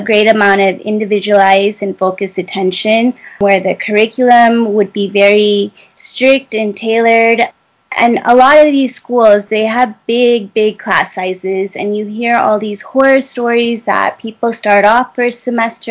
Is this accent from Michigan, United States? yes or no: yes; Michigan, United States; I'm originally from Michigan